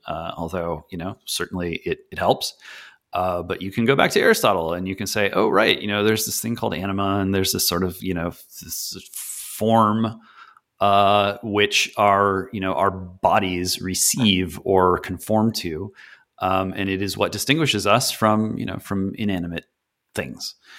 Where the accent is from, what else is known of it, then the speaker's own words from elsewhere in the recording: just outside of Detroit, Michigan, United States; I was born just outside of Detroit, Michigan